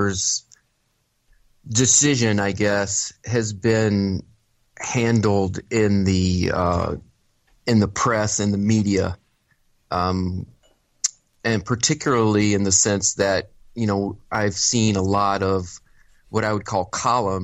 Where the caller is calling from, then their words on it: Chicago, Illinois, United States; I'm calling from the not crime-ridden Chicago, Illinois